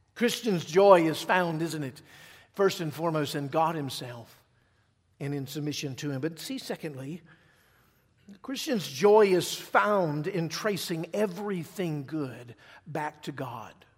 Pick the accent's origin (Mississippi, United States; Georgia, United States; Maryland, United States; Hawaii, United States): Mississippi, United States; moved away; I'm from Mississippi